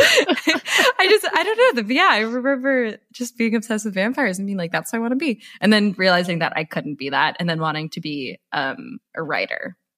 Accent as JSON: {"language": "English", "town": "San Rafael", "region": "California", "country": "United States", "tie": "born or raised there", "said": "I am from the San Francisco Bay Area, from San Rafael"}